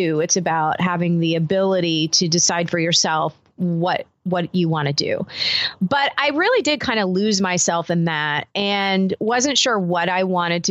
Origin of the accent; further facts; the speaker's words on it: the South, United States; I grew up in the South